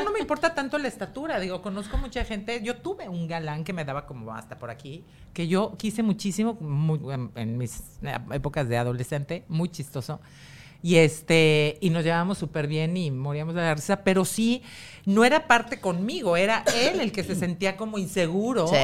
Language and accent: Spanish; Mexico; el gen fuerte fui yo. La mexicana.